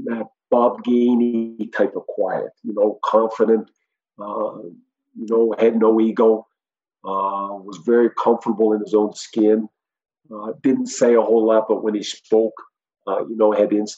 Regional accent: Prince Edward Island, Canada; now in Vienna, Austria; coming from PEI

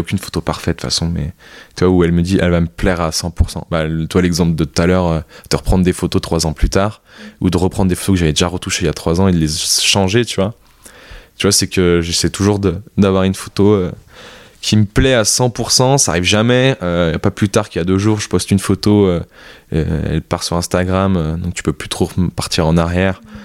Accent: France; also born or lived in Vietnam; je suis français

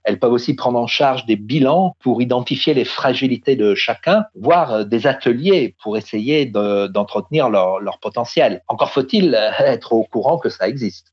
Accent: France; chez nous en France

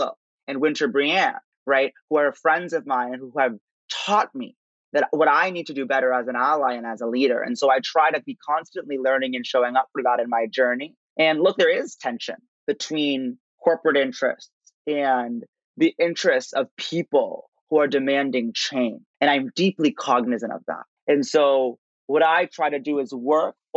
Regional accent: Princeton, New Jersey, United States; growing up in Princeton, New Jersey

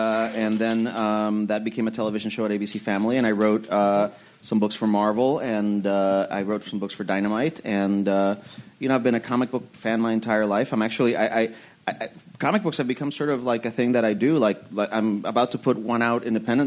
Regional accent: Puerto Rico; moved away; also born or lived in Ann Arbor, Michigan; when I was a kid growing up in Puerto Rico

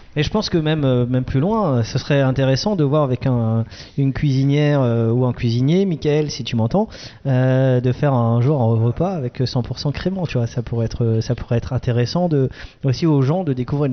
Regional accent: Alsace, Grand Est, France; comme je suis un Alsacien

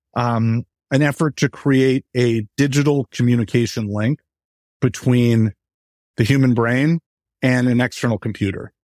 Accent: New York, United States; I grew up in New York

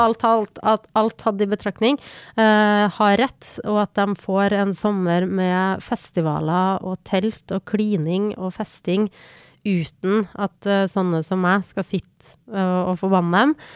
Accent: Trondheim, Trøndelag, Norway; den stoltheten som han bidro til at vi hadde som, som trøndere

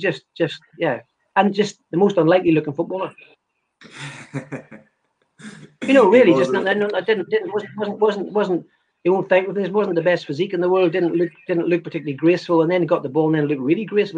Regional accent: Ireland; For a boy growing up in Ireland, I expected more

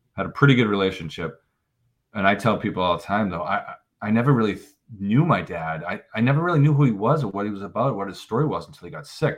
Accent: Norwell, Massachusetts, United States; we had quite an adventure growing up in Norwell

